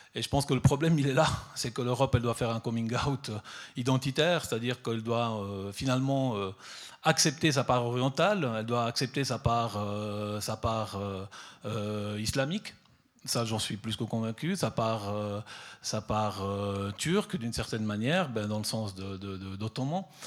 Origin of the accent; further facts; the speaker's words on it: Southern Italy, Italy; now in Switzerland; je suis parti depuis le, sud de l'Italie, euh, donc euh, d'où je suis originaire